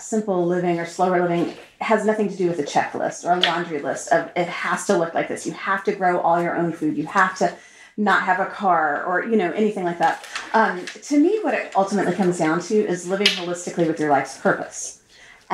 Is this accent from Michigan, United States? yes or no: no; Austin, Texas, United States; moved away as an adult; also born or lived in Turkey; I grew up in Austin and, was just used to the life as was expected